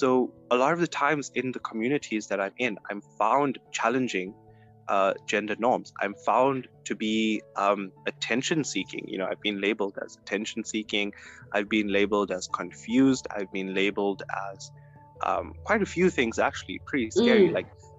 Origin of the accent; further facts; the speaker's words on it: South Africa; first language -; And being South African and being Indian, I'm seeing this play a huge role in my life because I'm both African and Indian